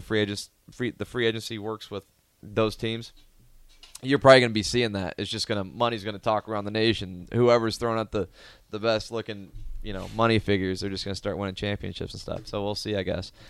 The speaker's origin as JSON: {"language": "English", "town": "Omaha", "region": "Nebraska", "country": "United States", "tie": "born or raised there", "said": "growing up in Omaha"}